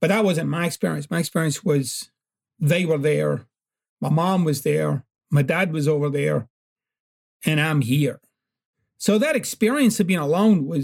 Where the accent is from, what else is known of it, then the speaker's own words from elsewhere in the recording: Glasgow, Scotland, United Kingdom; growing up in Glasgow was very, very challenging.